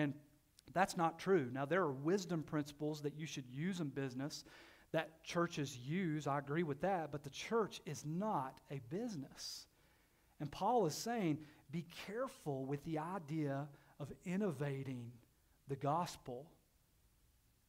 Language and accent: English; Knoxville, Tennessee, United States; I grew up in Knoxville in the inner city